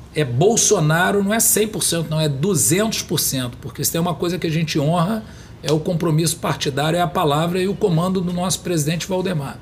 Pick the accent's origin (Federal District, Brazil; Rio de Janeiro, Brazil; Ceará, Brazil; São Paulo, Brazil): Rio de Janeiro, Brazil; São Gonçalo; Eu fui criado em São Gonçalo